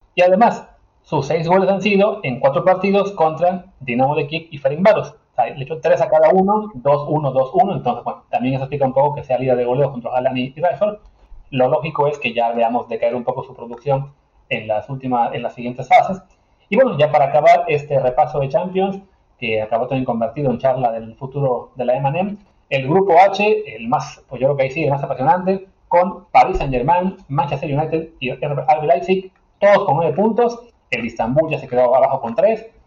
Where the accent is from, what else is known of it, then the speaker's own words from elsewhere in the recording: Mexico; nosotros como mexicanos